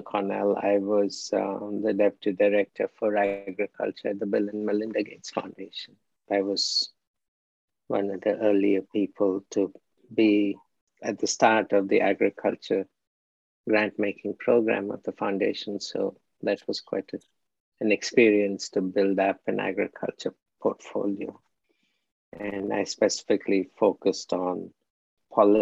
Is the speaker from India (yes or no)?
yes; India; moved away as an adult; also born or lived in Philippines / Mexico; now in United States; I'm from India, obviously. And studied in India, did my master's at the Birla Institute of Technology and Science, and came to the US in 1977 to do a PhD